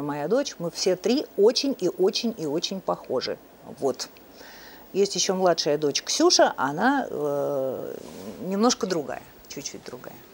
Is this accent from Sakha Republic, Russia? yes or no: no; Moscow, Russia; родилась в Москве, в Ленинграде